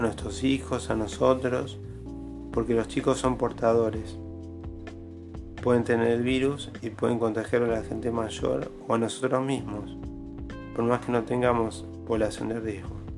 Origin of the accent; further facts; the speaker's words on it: Argentina; Yo soy de Argentina